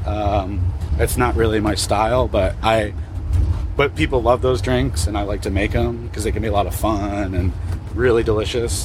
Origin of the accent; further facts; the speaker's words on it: Portland, Oregon, United States; I'm from Portland, Oregon